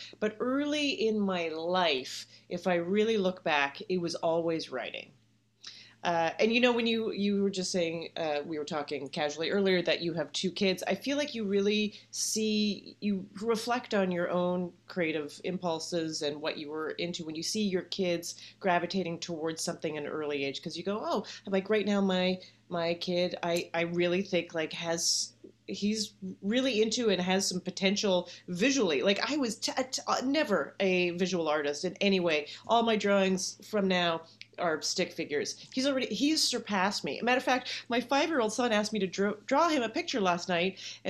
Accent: Canada; now in United States; I do. You know, I think this is a common thing that you would even identify more from where you came from once you are somewhere else.

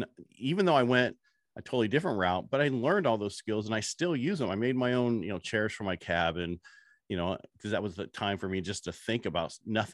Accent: Burlingame, California, United States; born there; I was born in Burlingame, California

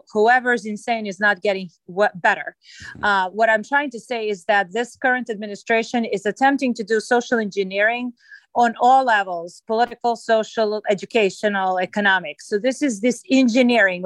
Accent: Belgrade, Serbia; now in Maryland, United States; I was born in Yugoslavia, and the country does not exist any longer. So I was born in Belgrade

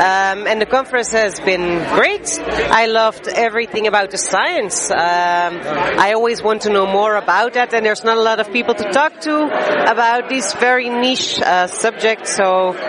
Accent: Antwerp, Flanders, Belgium; I'm from Antwerp.

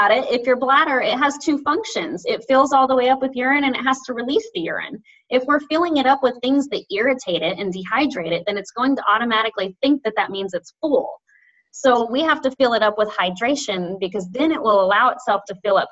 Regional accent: the South, United States; I say diastasis because I'm from the South

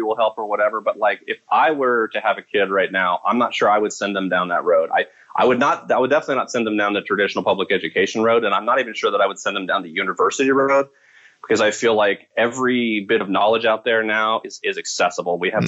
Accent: United States; now in Chiang Mai, Thailand; I'm American

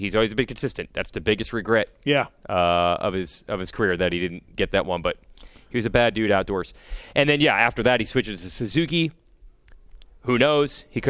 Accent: United States; because I was from America.

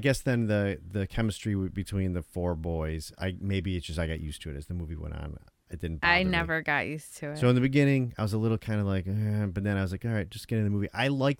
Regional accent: Tonawanda, New York, United States; When I was younger at my house where I grew up in Tonawanda, right?

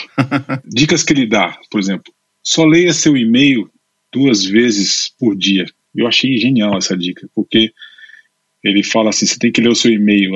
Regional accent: Recife, Pernambuco, Brazil; moved away as an adult; also born or lived in Brasília / São Paulo / London; now in Spain; eu nasci em Brasília. Meus pais, meu pai é advogado e minha mãe é advogada. Os dois, meu pai, os dois funcionários públicos. Depois eu me mudei para Recife. Eu sempre digo que eu sou brasileiro, é, brasiliense, mas naturalizado pernambucano

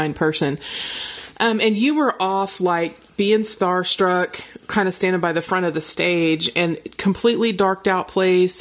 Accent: Oklahoma, United States; I'm conservative girl from Oklahoma

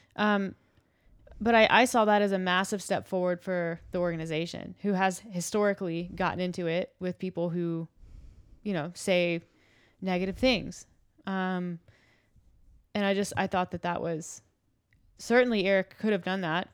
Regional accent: United States; I think I am an American, and I feel proud for that, and it's be- it's part of my identity

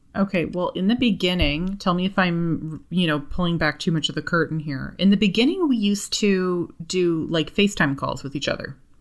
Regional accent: Canada; we're both from Canada and everybody knows each other in Canada. You know, like, I know every single person that lives here.

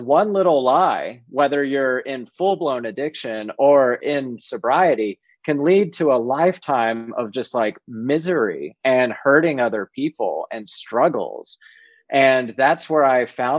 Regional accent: South Georgia, United States; I was growing up in South Georgia

